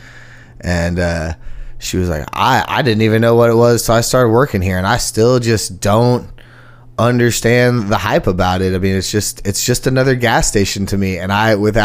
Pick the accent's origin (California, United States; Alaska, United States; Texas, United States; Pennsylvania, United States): Texas, United States; moved away as an adult; now in Nashville, United States; I'm from Texas